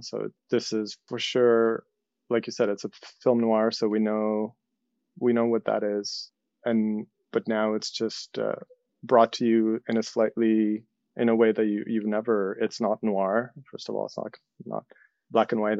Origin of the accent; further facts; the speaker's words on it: Ukraine; moved away; I'm from Soviet Ukraine